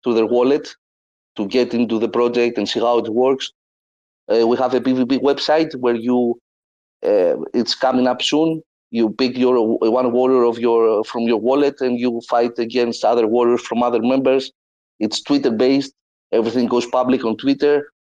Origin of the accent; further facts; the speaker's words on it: Greece; I'm from Greece